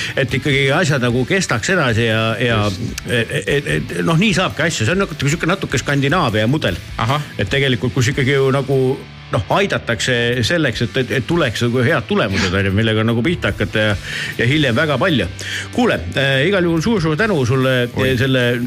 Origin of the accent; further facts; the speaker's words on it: Tallinn, Harju County, Estonia; olen kasvanud eh, Nõmmel suusahüppetorni kõrval